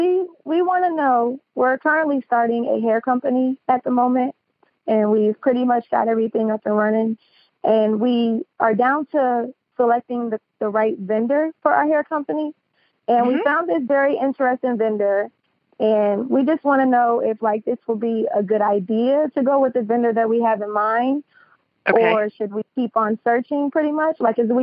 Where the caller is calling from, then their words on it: Ocala, Florida, United States; We're calling from Ocala, Florida.